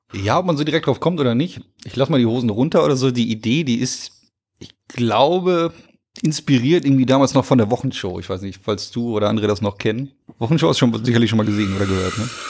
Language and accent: German; Hamburg, Germany; Also ich bin in Hamburg groß geworden, wohne auch immer noch in Hamburg